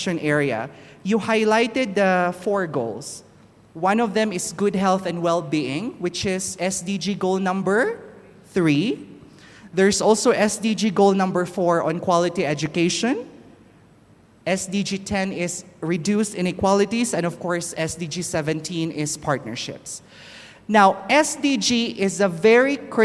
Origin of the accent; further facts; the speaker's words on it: Philippines; now in Kenya; I'm originally from the Philippines